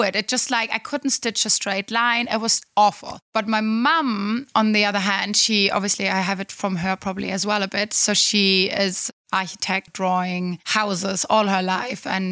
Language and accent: English; Black Forest, Baden-Württemberg, Germany; moved away; I come from the Black Forest. It's very close to Pforzheim